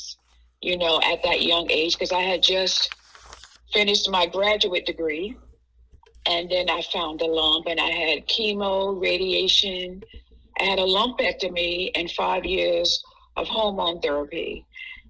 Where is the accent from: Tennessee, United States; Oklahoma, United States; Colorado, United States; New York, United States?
New York, United States; moved away as an adult; also born or lived in Jacksonville, Florida; I was living in Jacksonville, Florida, then, in my family, because I'm originally from New York